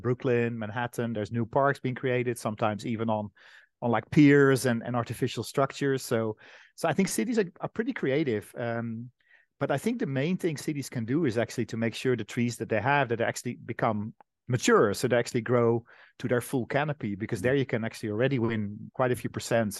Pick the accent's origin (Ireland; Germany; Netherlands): Netherlands; my home country, the Netherlands